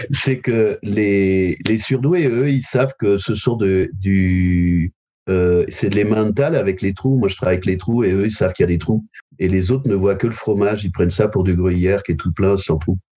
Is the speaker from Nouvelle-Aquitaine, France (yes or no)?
yes; Royan, Nouvelle-Aquitaine, France; moved away; also born or lived in Paris / Bordeaux; je suis originaire de Royan